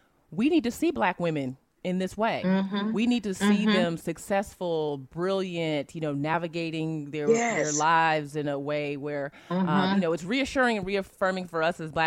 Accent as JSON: {"language": "English", "town": "Alexandria", "region": "Virginia", "country": "United States", "said": "I'm from Alexandria, Virginia, which is right down the street from Howard"}